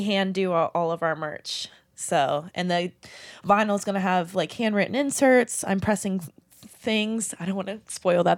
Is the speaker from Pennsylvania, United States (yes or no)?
yes; Somerset, Pennsylvania, United States; I was originally from Somerset, PA. So an hour out, so coming to Pittsburgh was a big deal